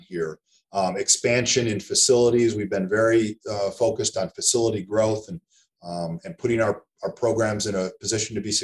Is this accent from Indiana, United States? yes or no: no; East Lansing, Michigan, United States; moved away as an adult; also born or lived in Eugene, Oregon; I'm from East Lansing originally, went back home